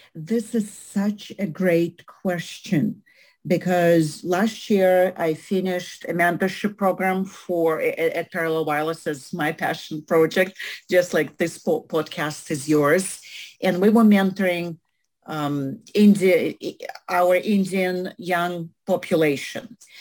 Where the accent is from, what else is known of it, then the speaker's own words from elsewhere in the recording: Russia; English is a second language; moved away as an adult; also born or lived in Canada; now in United States; I went to a school school back in Russia where English we were learning English